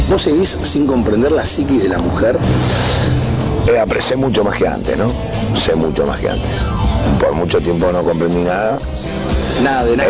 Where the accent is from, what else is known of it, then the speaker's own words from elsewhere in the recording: Buenos Aires, Argentina; also born or lived in Mataderos; yo soy de Buenos Aires